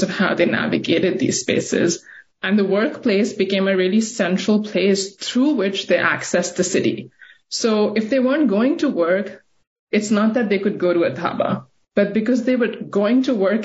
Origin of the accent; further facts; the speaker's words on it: Karachi, Sindh, Pakistan; also born or lived in New York, United States; now in Portland, United States; I grew up in Karachi and I saw this happen in front of me